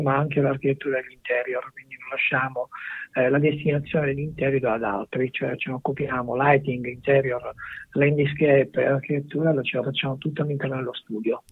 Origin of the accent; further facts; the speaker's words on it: Sicily, Italy; siamo nati in Sicilia